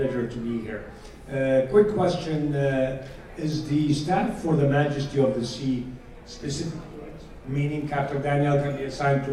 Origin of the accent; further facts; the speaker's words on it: Iraq; now in Detroit, United States; I'm originally from Iraq